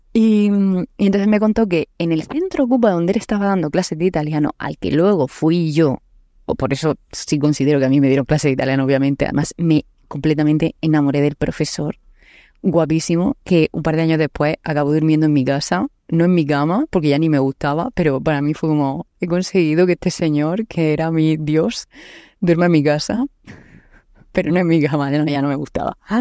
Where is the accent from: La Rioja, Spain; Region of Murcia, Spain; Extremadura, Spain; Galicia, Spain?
Region of Murcia, Spain; Murcia; also born or lived in Naples; Soy de Murcia, del sudeste de España